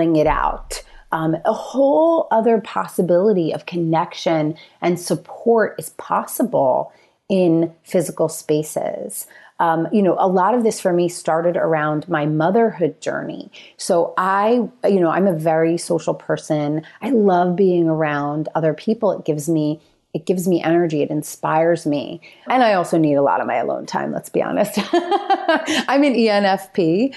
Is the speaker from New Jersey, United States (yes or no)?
yes; New Jersey, United States; moved away; also born or lived in Philadelphia; a few hours from my family in Philadelphia. We're from North Jersey